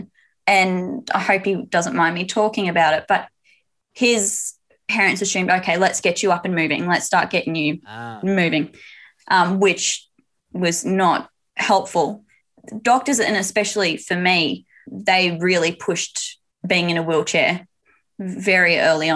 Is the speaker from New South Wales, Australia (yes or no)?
no; Queensland, Australia; I hail from the sunny state of Queensland